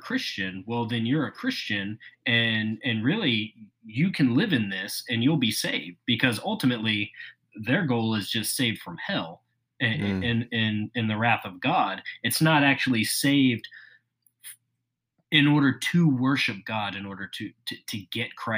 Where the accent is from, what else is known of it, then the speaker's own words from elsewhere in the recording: the South, United States; growing up in the South